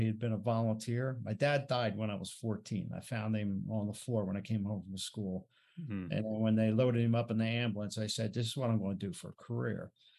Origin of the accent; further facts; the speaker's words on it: New Jersey, United States; moved away as an adult; now in Colorado, United States; because I'm from Jersey